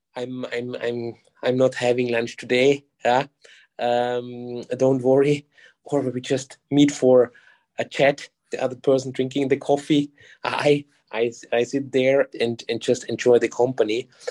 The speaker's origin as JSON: {"language": "English", "country": "Germany", "moved": "as an adult", "lives_now": "Singapore", "said": "I'm originally from Germany."}